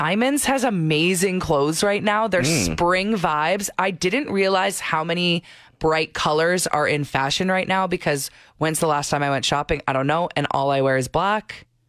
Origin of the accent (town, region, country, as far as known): St. Albert, Alberta, Canada; born or raised there